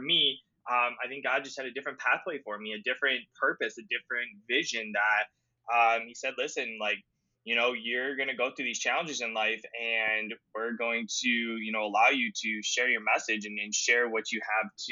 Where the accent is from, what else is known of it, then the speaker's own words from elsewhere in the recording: Cleveland, Ohio, United States; I'm from Cleveland, Ohio